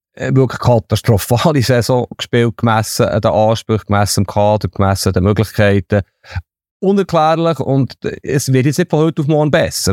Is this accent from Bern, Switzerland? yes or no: yes; Bern, Switzerland; ich bin in Bern aufgewachsen